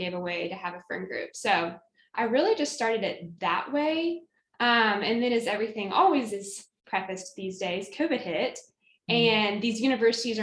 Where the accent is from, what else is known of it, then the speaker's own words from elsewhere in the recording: Knoxville, Tennessee, United States; moved away as an adult; also born or lived in Auburn, Alabama; I'm from Knoxville, Tennessee, was born and raised there, and then left one college hometown for another to head to Auburn on the plains